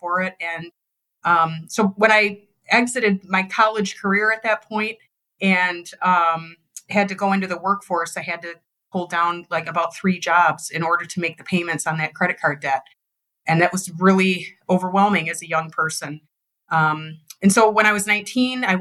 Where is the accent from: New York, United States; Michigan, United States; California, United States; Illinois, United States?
Michigan, United States; Detroit; born and raised in Detroit, Michigan, dad was a factory worker